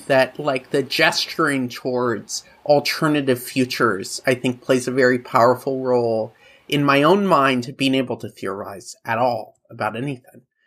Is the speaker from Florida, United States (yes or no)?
no; Oregon, United States; I was growing up in Oregon